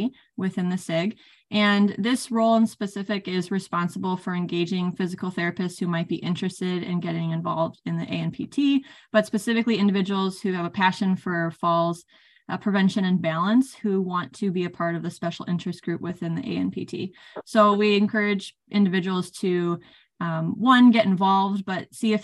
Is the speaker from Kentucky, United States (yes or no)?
no; California, United States; moved away as an adult; also born or lived in Iowa / Minnesota; I grew up in California area